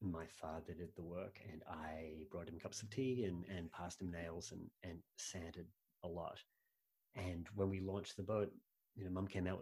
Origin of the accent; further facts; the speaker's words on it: Sydney, New South Wales, Australia; moved away; I grew up in Sydney